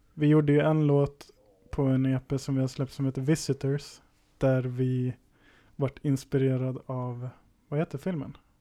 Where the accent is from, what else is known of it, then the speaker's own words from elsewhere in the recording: Valbo, Gävleborg County, Sweden; Jag är född i Gävle, uppvuxen i Valbo